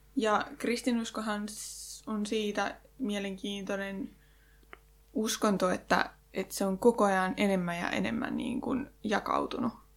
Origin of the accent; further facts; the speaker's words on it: Janakkala, Tavastia Proper, Finland; mähän itse oon Janakkalasta